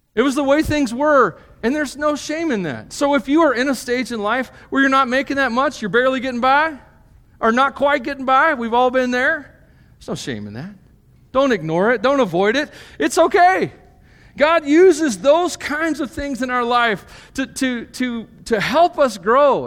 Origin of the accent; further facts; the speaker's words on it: United States; being a Christian as an American, as a Westerner